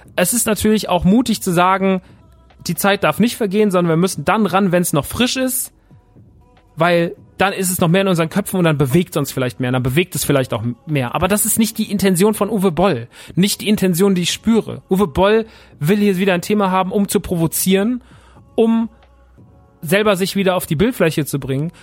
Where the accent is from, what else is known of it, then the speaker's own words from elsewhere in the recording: Aschaffenburg, Bavaria, Germany; wäre in Aschaffenburg gewesen, meine Heimat